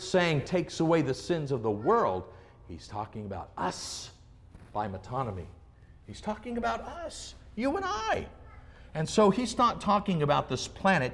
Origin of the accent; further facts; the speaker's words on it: Oregon, United States; I grew up in Oregon